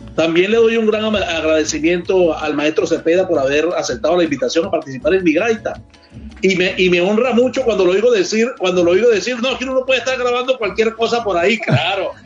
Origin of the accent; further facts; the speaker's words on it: Trujillo, Venezuela; que viva Trujillo, que es de donde yo soy